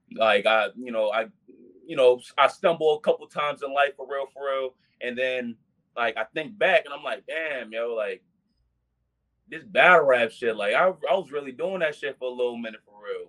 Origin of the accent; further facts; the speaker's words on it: Baltimore, Maryland, United States; also born or lived in Petersburg, Virginia; raised here in Baltimore